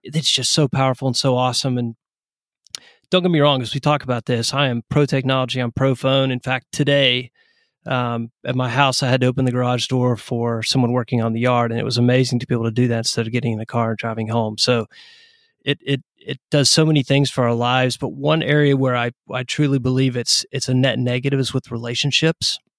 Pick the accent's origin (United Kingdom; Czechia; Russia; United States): United States; East Tennessee; moved away as an adult; also born or lived in Atlanta, Georgia; now in Knoxville, United States; I'm originally from Tennessee